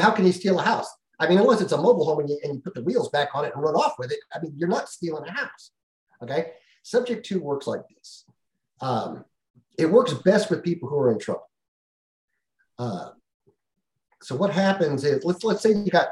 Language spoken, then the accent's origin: English; California, United States; moved away; I'm from California originally